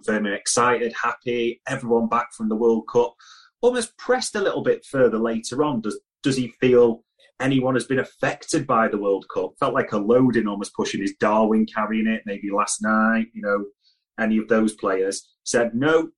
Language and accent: English; England, United Kingdom; as an Englishman